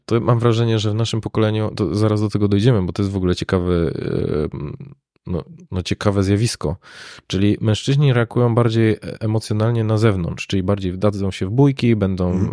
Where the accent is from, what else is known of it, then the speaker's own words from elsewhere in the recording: Katowice, Silesian Voivodeship, Poland; ja pochodzę z Katowic